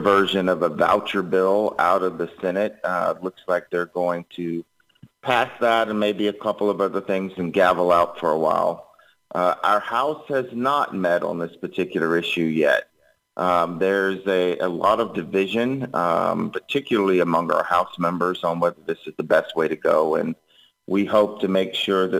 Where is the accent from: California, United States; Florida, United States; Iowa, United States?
Florida, United States; Miami; moved away as an adult; now in Texas, United States; I'm originally from Florida